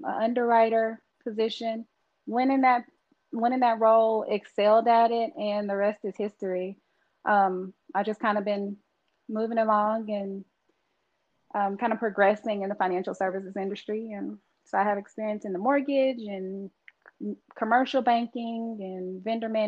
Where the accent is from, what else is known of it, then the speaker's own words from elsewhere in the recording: Texas, United States; I'm from Texas, so I love some sweet tea